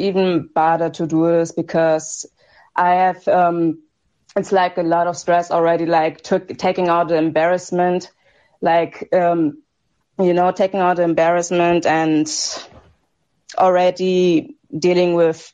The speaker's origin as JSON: {"language": "English", "country": "Germany", "said": "I'm from Germany"}